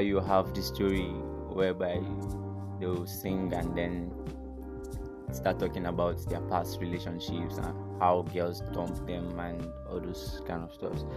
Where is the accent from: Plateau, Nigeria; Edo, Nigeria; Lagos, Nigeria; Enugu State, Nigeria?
Enugu State, Nigeria; now in Zaria, Nigeria; I'm from Enugu State um, am based in Zaria